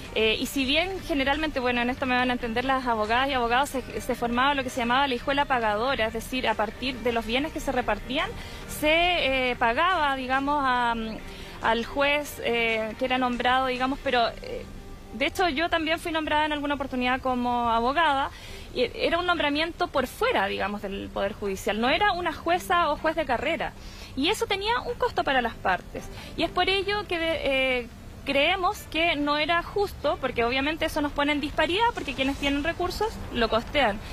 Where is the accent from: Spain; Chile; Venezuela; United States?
Chile; Arauco Province, Biobío; yo vengo de la provincia de Arauco.